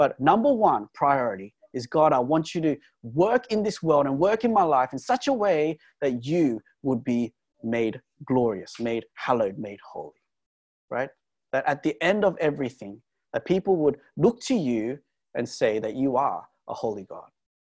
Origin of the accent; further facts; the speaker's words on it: Australia; we're Australian